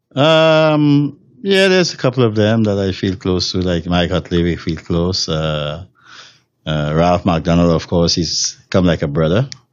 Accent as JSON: {"language": "English", "country": "Trinidad & Tobago", "moved": "as an adult", "lives_now": "Los Angeles, United States", "said": "I'm from Trinidad and Tobago"}